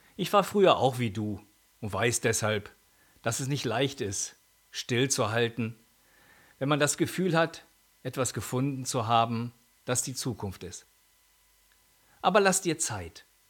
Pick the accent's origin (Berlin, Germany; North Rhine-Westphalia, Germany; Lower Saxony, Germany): Lower Saxony, Germany; Holzminden; meine Heimatstadt Holzminden